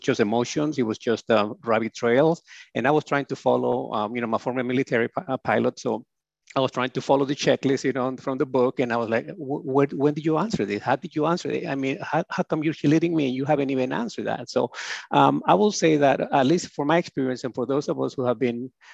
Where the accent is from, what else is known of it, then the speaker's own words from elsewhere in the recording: Honduras; moved away; I came from Honduras